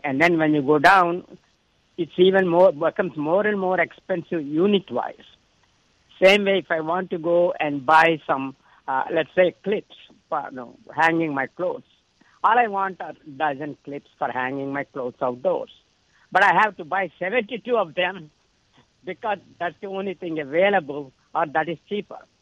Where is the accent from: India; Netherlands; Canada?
India; moved away; When I grew up in India